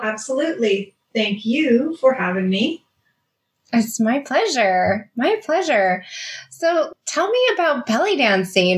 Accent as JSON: {"language": "English", "town": "Las Vegas", "region": "Nevada", "country": "United States", "moved": "yes", "said": "I'm from Las Vegas. I lived in Las Vegas for 19 years"}